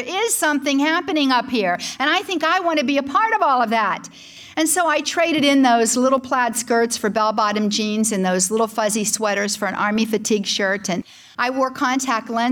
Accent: Pittsburgh, Pennsylvania, United States; I was born and raised in Pittsburgh, Pennsylvania

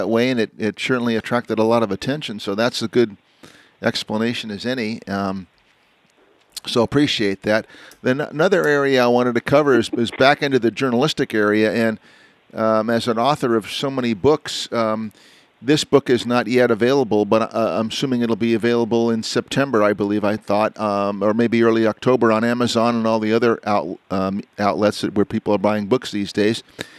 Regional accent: New Jersey, United States; born there; Well, I was born in New Jersey, and I don't know the answer

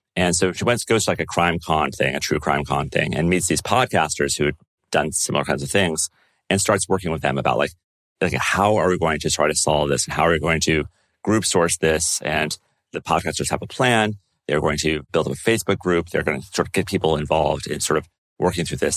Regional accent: United States; As an American

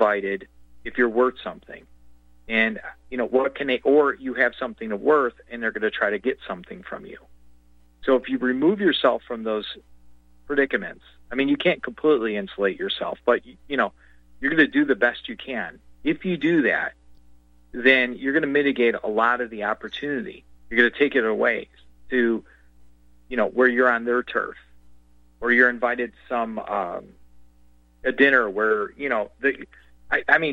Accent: United States; I'm an American

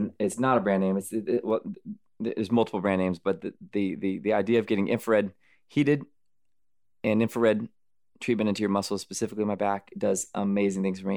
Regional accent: United States; also born or lived in Arizona / California; I grew up in Arizona, California, in the sun

